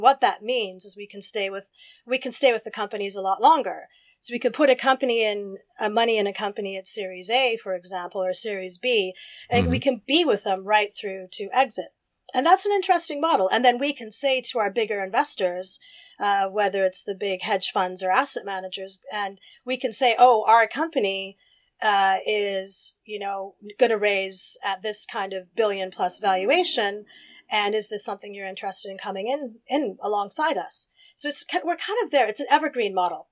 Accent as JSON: {"language": "English", "region": "Alberta", "country": "Canada", "tie": "born or raised there", "also_born_or_lived": "United Kingdom", "moved": "as an adult", "lives_now": "London, United Kingdom", "said": "growing up in Alberta"}